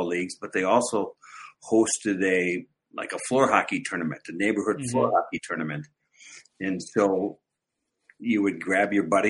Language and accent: English; Edina, Minnesota, United States; I grew up in Edina, Minnesota, which is kind of a hockey hotbed